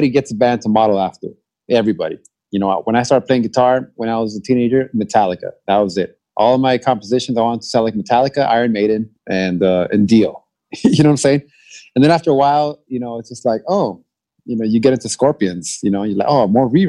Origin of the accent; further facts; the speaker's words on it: Los Angeles, California, United States; I'm from LA, man. I'm born and raised